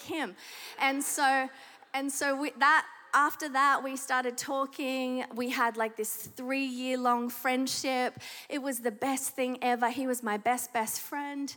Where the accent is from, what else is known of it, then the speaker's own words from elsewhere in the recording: Australia; accent: Australian; moved away; The accent should give it away if you don't know it already. I am Australian. And so in Sydney, Australia, I gave my heart to Jesus.